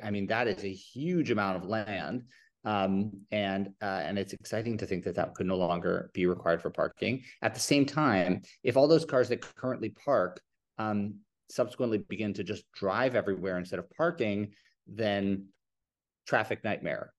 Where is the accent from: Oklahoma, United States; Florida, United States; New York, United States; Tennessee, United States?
New York, United States; I grew up in New York